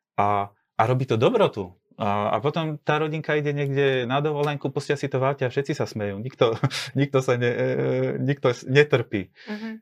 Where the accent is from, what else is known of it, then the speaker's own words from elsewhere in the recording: Bardejov, Prešov Region, Slovakia; ja som e, z Bardejova, som východňar